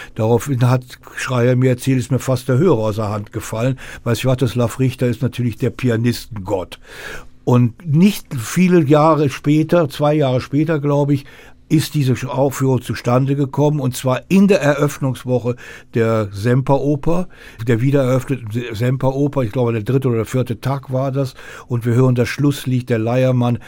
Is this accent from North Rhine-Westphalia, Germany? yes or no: yes; North Rhine-Westphalia, Germany; Ich komme aus Nordrhein-Westfalen